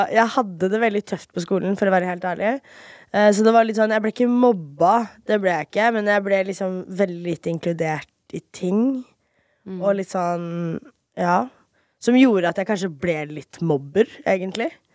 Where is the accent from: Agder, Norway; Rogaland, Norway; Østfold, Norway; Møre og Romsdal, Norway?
Østfold, Norway; Fredrikstad; moved away as an adult; also born or lived in Miami, Florida, United States / Moss, Norway; now in Oslo, Norway; der bodde jeg fra 4.-5. klasse til videregående